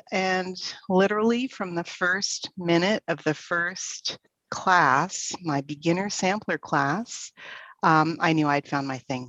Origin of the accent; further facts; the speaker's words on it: Toronto, Ontario, Canada; moved away as an adult; also born or lived in British Columbia; now in Okanagan, Canada; I was born and raised in Ontario, in Toronto